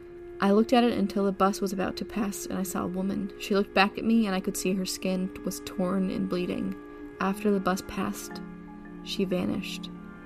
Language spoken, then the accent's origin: English; New Jersey, United States; I spent a lot of time in the Pine Barrens when I was growing up in New Jersey